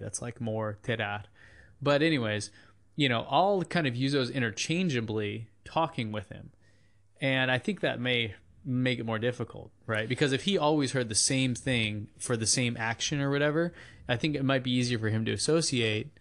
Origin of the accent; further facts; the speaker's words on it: United States; we're Americans speaking Spanish